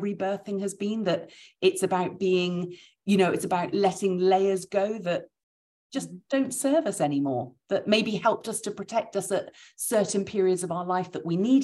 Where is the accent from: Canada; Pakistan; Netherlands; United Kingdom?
United Kingdom; we're British